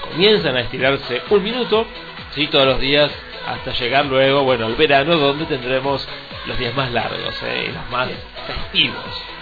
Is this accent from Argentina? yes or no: yes; Argentina; Así somos los argentinos.